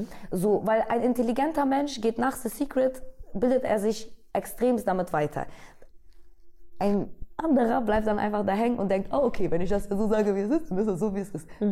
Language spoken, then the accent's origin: German; Bremen, Germany; now in Berlin, Germany; ich bin aus Bremen